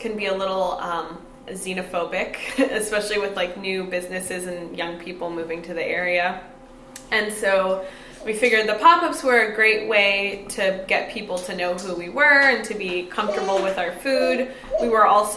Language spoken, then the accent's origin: English; Fort Bragg, California, United States; moved away as an adult; also born or lived in San Francisco; I'm from Fort Bragg